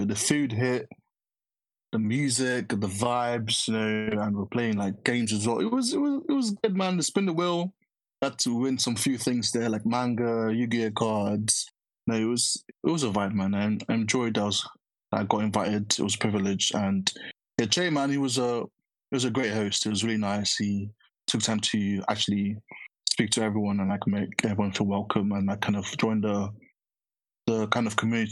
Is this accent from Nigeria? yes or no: yes; Nigeria; as a Nigerian that's used to good jollof rice